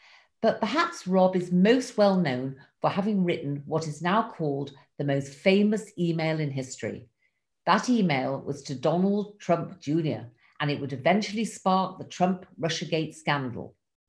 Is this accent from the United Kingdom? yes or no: yes; England, United Kingdom; now in Israel; I live here in Israel, but I'm originally from England.